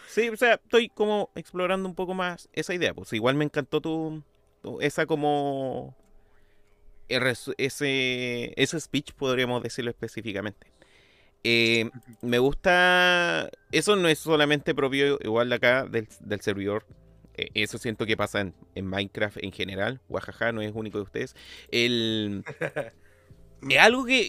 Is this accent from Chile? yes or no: yes; Chile; como uno chileno sabe cuánto vale una luca